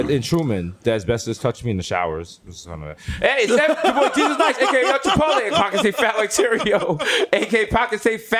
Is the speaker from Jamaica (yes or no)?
yes; Jamaica; I'm Jamaican and I'm Jewish.